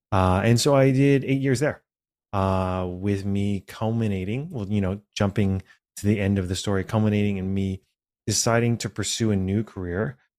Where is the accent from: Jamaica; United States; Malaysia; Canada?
Canada; Vancouver, British Columbia; I was born and raised here in Vancouver, British Columbia. My family is originally from Hong Kong.